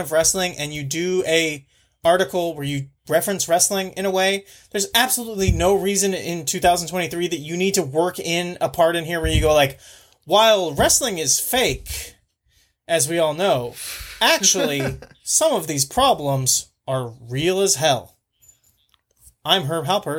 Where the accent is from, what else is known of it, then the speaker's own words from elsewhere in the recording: United States; As an American